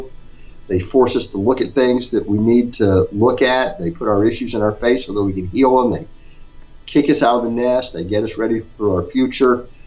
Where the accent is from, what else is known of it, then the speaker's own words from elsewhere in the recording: Scottsdale, Arizona, United States; now in Houston, United States; I grew up in Scottsdale